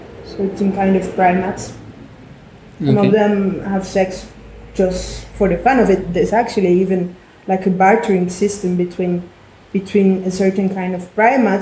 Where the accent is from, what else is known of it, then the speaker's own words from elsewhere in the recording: Medellín, Antioquia, Colombia; I'm 34 and I'm from Medellin